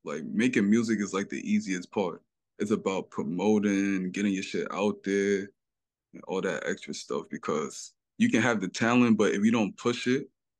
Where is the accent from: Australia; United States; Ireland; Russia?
United States; New York City, New York; I grew up in the harbor, but like, most of my people is in Park Hill. You know where Park Hill at, right? Like the … area, yeah. Most of my people in that area, so I used to like bounce back and forth type stuff.